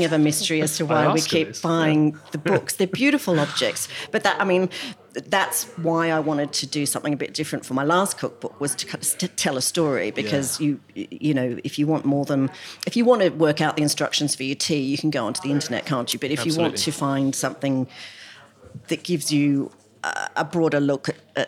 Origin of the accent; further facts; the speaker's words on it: Australia; moved away as an adult; now in United Kingdom; when I grew up in Australia